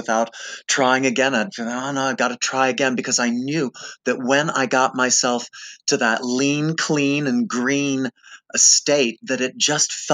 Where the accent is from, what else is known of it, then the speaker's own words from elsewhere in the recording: West Palm Beach, Florida, United States; moved away as an adult; also born or lived in New York City / Berkeley, California; I'm from West Palm Beach. I went to high school there.